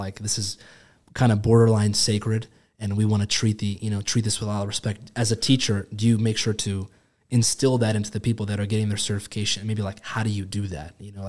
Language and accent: English; United States; so I was born in America, born and raised, love America is amazing.